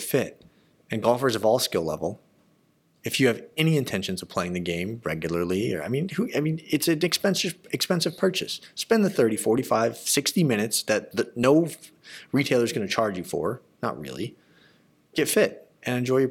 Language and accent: English; Arizona, United States; I grew up in Arizona